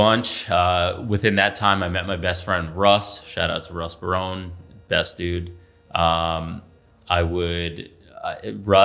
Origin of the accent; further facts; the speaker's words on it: Patchogue, New York, United States; I grew up in Patchogue.